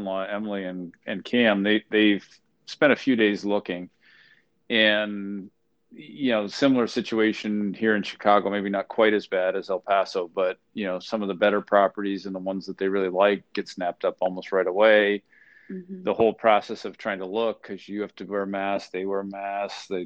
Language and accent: English; Canada; now in United States; I'm Canadian originally